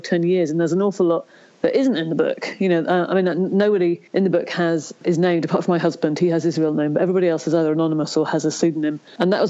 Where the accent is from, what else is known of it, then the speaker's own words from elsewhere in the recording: Ireland; I was born in Ireland